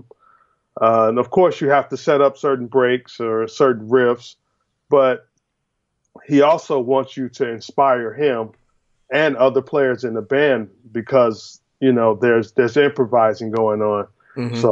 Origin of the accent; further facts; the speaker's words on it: Chicago, Illinois, United States; growing up in Chicago was really, really a blessing for me because there's so much music in Chicago